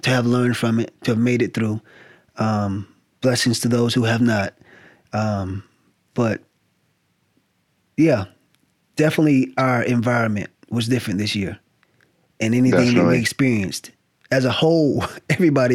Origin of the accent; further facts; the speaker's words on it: the South, United States; now in California, United States; I'm from the South. It's sort of like I left the South